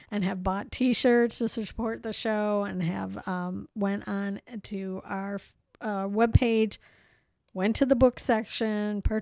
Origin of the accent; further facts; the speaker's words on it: Ohio, United States; We're from Ohio.